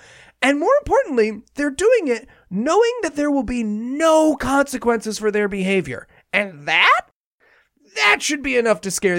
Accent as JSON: {"language": "English", "region": "New Jersey", "country": "United States", "tie": "born or raised there", "said": "my home state of New Jersey"}